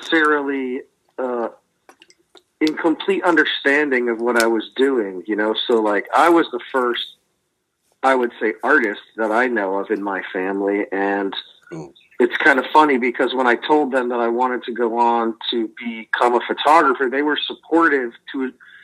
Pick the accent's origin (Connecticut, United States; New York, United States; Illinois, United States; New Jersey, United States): Connecticut, United States; also born or lived in Tucson, Arizona / Providence, Rhode Island; now in Rhode Island, United States; originally I'm from Connecticut, southern New England.